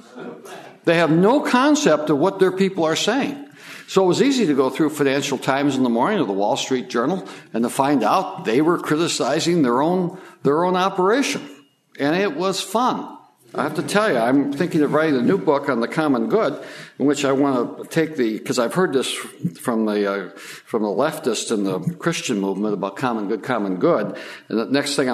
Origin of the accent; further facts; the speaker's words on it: Detroit, Michigan, United States; I came from Detroit, or where Detroit used to be.